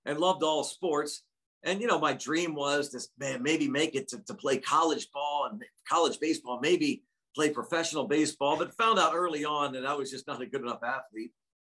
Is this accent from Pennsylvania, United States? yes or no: yes; Central Pennsylvania, United States; I grew up in Central Pennsylvania